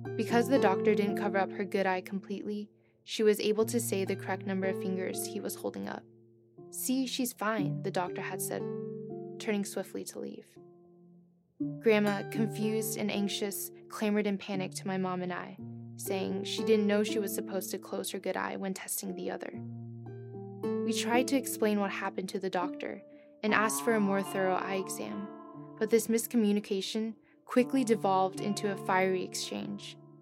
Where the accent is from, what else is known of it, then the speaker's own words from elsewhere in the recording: East Coast, United States; moved away as an adult; now in Stanford, United States; I'm from the East Coast